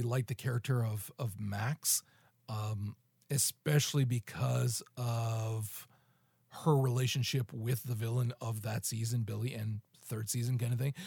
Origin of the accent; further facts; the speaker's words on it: Canada; I'm fucking Canadian